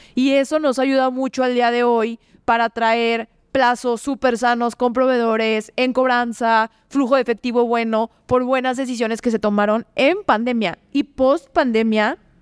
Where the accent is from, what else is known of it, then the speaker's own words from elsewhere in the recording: León, Guanajuato, Mexico; also born or lived in Mexico City; Yo no quiero quedarme en León